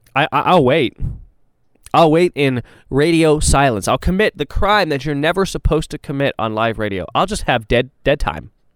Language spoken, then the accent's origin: English; Texas, United States; I say this as a Texan. I say this as someone who owns property in Texas, went to school in Texas, has a lot of friends in Texas